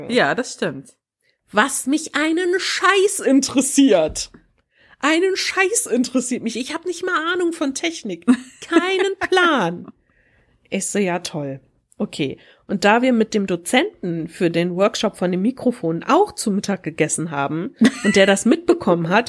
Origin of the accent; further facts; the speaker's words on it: Wuppertal, North Rhine-Westphalia, Germany; ich komme aus Wuppertal und ich bin ein Teil vom Podcast-Duo der Taschenuschis.